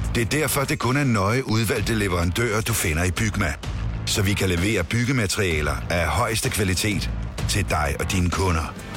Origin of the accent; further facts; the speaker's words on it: Denmark; moved away; min gamle barndomsby